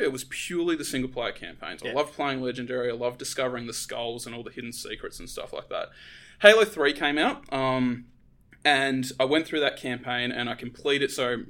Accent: Tasmania, Australia; now in Melbourne, Australia; I'm originally from Tasmania

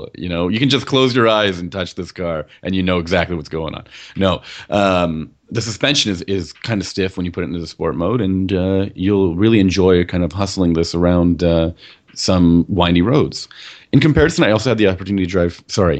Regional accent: Canada; I'm still here in Toronto, and you're over there in Quebec, and you know, we're still Canadian

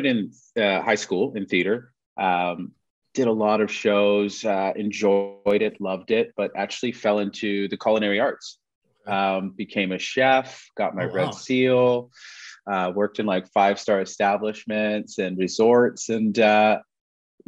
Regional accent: Toronto, Ontario, Canada; moved away as an adult; now in Vancouver, Canada; I grew up in Toronto

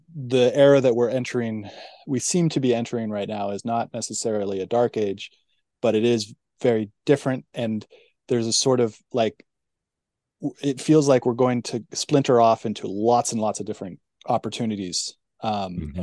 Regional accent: California, United States; growing up in California, it felt like a golden age in the '90s

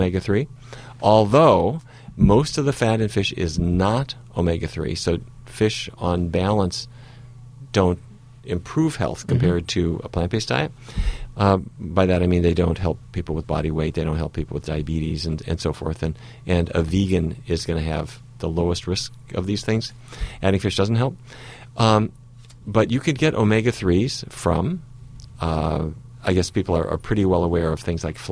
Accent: North Dakota, United States; a kid who grew up in North Dakota

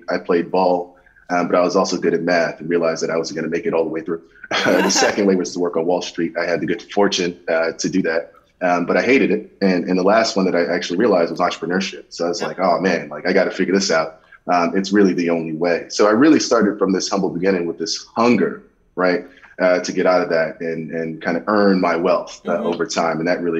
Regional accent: New York City, New York, United States; Look, I'm a kid from Queens, New York, born and raised. I grew up in the projects, welfare, all that stuff, right?

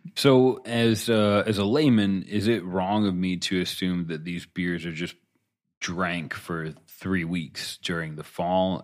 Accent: United States; as an American

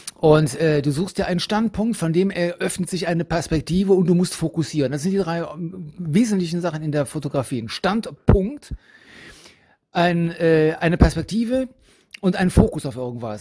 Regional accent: Cologne, North Rhine-Westphalia, Germany; ich bin in Köln geboren und da wohne ich auch

